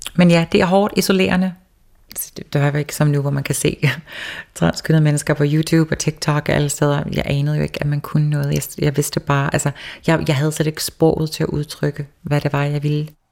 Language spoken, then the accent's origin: Danish; Toftir, Faroe Islands; also born or lived in Copenhagen, Denmark; jeg var den første første transkønnet person i mit land